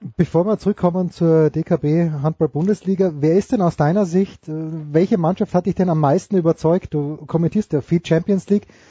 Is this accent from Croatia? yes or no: no; Austria; ich bin Österreicher